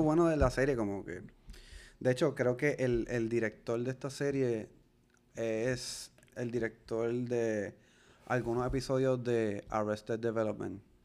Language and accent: Spanish; Puerto Rico; nosotros somos puertorriqueños latinos